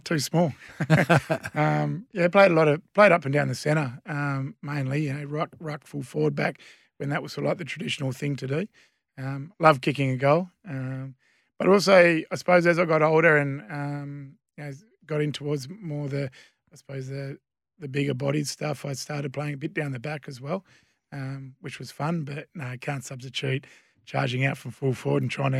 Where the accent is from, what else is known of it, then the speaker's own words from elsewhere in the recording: Wagin, Western Australia, Australia; So, yeah, born and bred in the Wagen District Hospital, so... Not many people can lay claim to that nowadays. And, grew up on a wheat and sheep farm